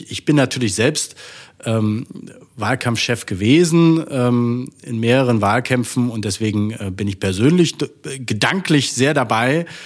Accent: Saxony-Anhalt, Germany; born there; Ich bin ähm, geboren in Sachsen-Anhalt.

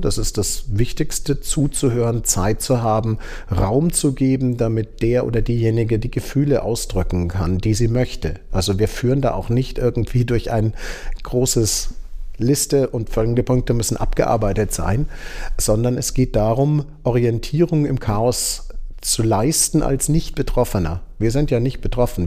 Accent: Starnberg, Bavaria, Germany; moved away as an adult; also born or lived in Tübingen / Kiel; now in Würzburg, Germany; ich kommen aus Oberbayern, ähm, sind in Starnberg aufgewachsen

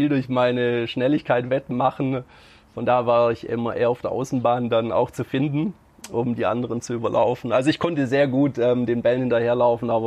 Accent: Stuttgart, Baden-Württemberg, Germany; born there; Also geboren bin ich in Stuttgart, quasi also in der Schwabenhauptstadt, waschechter Schwabe, auch wenn es sich ähm, nicht so anhört

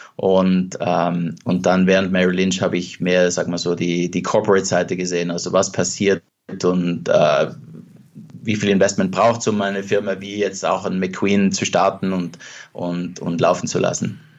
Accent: South Tyrol, Trentino-Alto Adige, Italy; also born or lived in Venice / Vienna / London; now in Los Angeles, United States; dort, wo ich aufgewachsen bin, also jetzt Südtirol

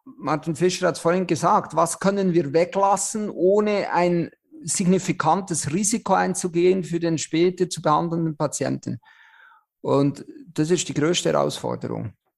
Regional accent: Switzerland; accent: Swiss; moved away as an adult; now in Germany; ich bin ja Schweizer, wie man unschwer hört

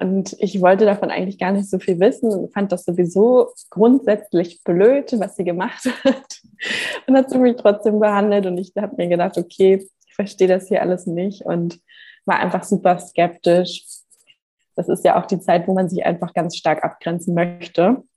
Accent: Hamburg, Germany; moved away as an adult; now in Gran Canaria, Spain; ich bin geboren und aufgewachsen in Hamburg

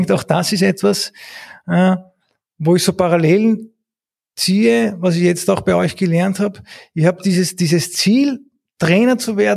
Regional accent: Eastern Austria, Austria; Ich komme aus dem Osten

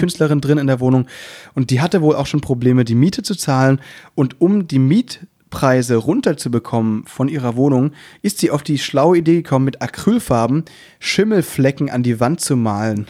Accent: Müllheim, Baden-Württemberg, Germany; now in Berlin, Germany; ich komme ja aus Müllheim

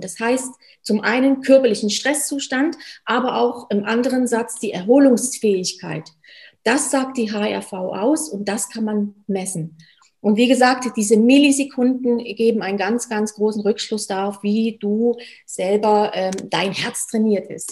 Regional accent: Germany; moved away as an adult; now in Switzerland; Ich komme gebürtig aus Deutschland, wie man hört. Bin jetzt seit über zehn Jahren schon in der Schweiz

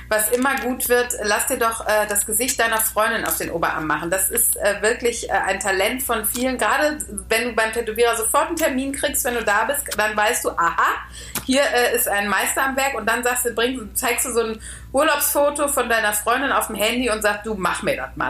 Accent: Austria; ich bin Österreicherin.

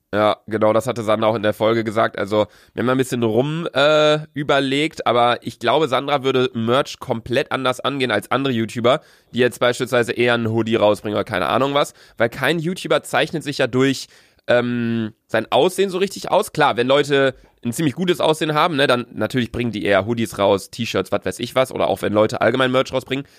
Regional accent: Bielefeld, North Rhine-Westphalia, Germany; wir kommen aus Bielefeld

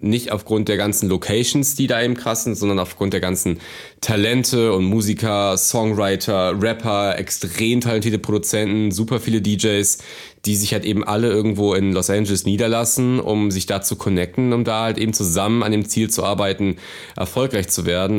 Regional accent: Cologne, North Rhine-Westphalia, Germany; ich komme aus der Kölner Innenstadt und ähm, bin hier auch groß geworden.

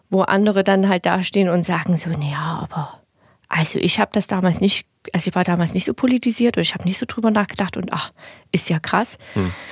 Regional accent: East Germany, Germany; born there; Also ich bin halt in Ostdeutschland geboren, von daher, ne, wie ich es schon gesagt habe, habe ich natürlich viele Dinge mitgegeben bekommen, die wahrscheinlich ziemlich ostdeutsch sind.

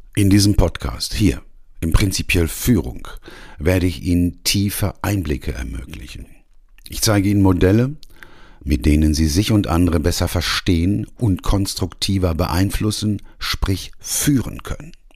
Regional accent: Ruhr area, North Rhine-Westphalia, Germany; Ich bin nämlich Arbeiterkind. Ich komme aus dem Ruhrgebiet, hab im Bergbau gelernt und gearbeitet

